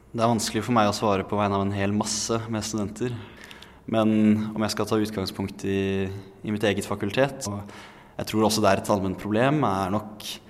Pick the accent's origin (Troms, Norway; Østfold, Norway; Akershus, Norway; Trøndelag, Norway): Akershus, Norway; Bærum; now in Oslo, Norway; hjemstedet mitt og der jeg har vokst opp